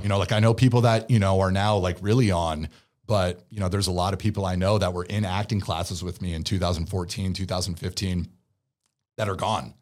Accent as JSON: {"language": "English", "town": "Pleasanton", "region": "California", "country": "United States", "tie": "born or raised there", "also_born_or_lived": "San Diego", "accent": "Valley Boy", "said": "growing up in the Bay"}